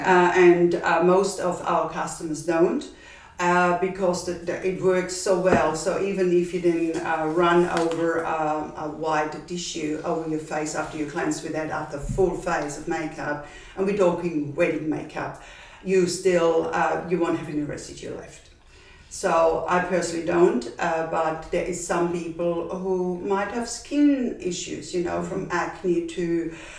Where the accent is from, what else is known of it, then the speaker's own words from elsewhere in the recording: Austria; accent: Austrian; moved away as an adult; now in Perth, Australia; my accent is Austrian and I'm originally from Austria